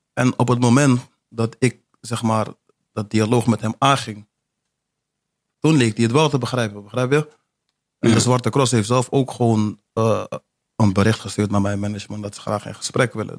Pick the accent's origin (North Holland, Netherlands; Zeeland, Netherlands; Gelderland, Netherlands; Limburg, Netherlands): North Holland, Netherlands; Amsterdam; moved away; also born or lived in Almere / Zeewolde / Rotterdam; ik ben een geboren Amsterdammer.